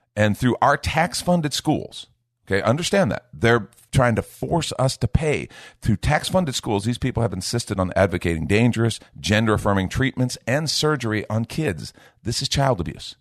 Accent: United States; I'm talking right now as an American who has a responsibility to try to help shape the culture of the United States of America

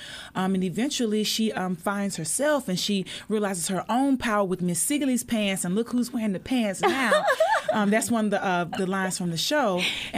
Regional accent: Mississippi, United States; And I'm from Mississippi.

